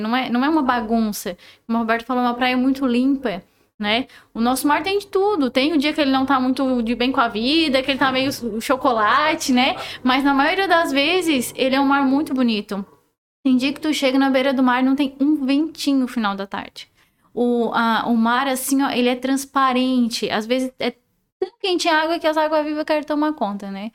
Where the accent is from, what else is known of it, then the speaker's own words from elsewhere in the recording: Sombrio, Santa Catarina, Brazil; also born or lived in Balneário Gaivota; Nasci, cresci em Sombrio, Balneário Gaivota